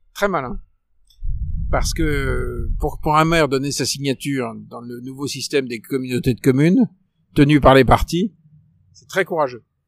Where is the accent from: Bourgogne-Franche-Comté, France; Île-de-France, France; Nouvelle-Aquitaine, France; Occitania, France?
Île-de-France, France; Paris; en tant que Parisien